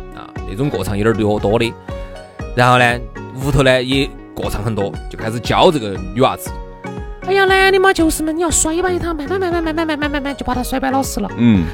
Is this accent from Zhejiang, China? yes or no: no; Sichuan, China; 我们四川人